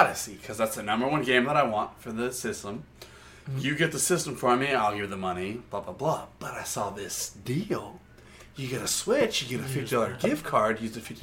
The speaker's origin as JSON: {"language": "English", "country": "United States", "said": "I'm American"}